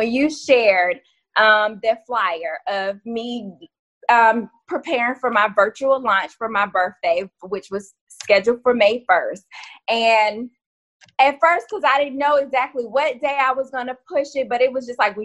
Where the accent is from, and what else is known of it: Florida, United States; born or raised there